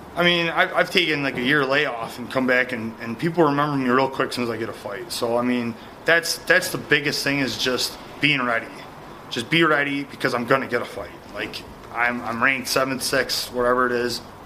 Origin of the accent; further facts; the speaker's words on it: Midwest, United States; I'm from the Midwest